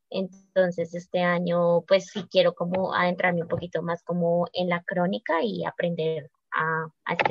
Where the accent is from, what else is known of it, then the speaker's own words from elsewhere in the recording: Colombia; Eh, bueno, yo soy profesional en turismo, soy de Colombia.